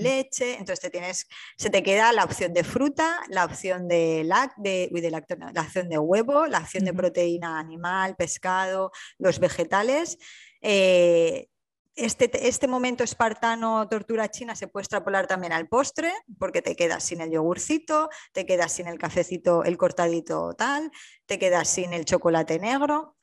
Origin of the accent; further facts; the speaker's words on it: Alicante, Valencian Community, Spain; moved away as an adult; now in Hamburg, Germany; yo soy alicantina y vivo en Hamburgo